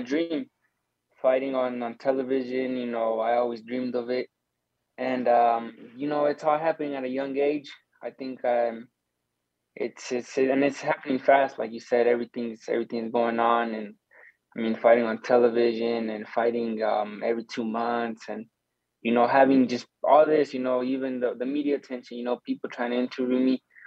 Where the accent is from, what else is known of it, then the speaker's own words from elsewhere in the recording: Arizona, United States; we're from Arizona